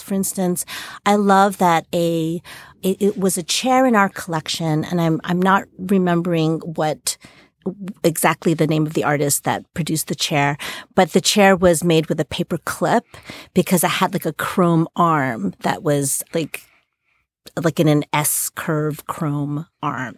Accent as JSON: {"language": "English", "town": "New York City", "region": "New York", "country": "United States", "tie": "born or raised there", "said": "I grew up in New York City"}